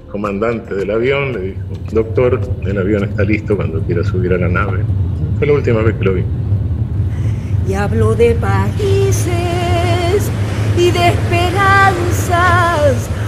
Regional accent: Panama; born there; Mira, yo soy de padre cubano. Mamá guatemalteca. Y para acabar de rematarla, nací en Panamá.

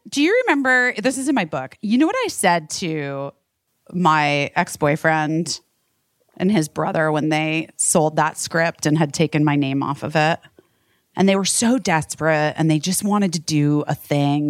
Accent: Arizona, United States; I'm from Arizona

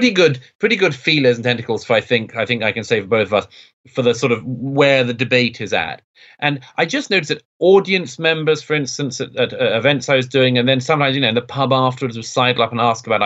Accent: London, United Kingdom; I grew up in London in the 1980s

